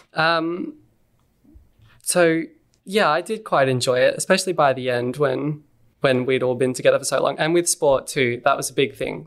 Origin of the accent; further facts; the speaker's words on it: Montrose, Victoria, Australia; also born or lived in Mooroolbark; I grew up in a place called Montrose.